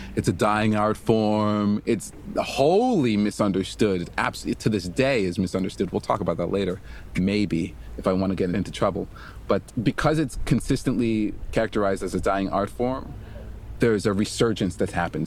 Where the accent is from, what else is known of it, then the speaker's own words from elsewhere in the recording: Montreal, Quebec, Canada; I'm originally from Montreal, Quebec